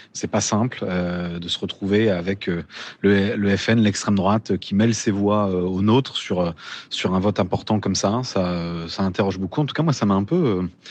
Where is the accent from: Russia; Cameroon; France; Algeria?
France; Picardy, Hauts-de-France; je viens de Picardie. Hein. L'essentiel de ma famille habite dans ta circonscription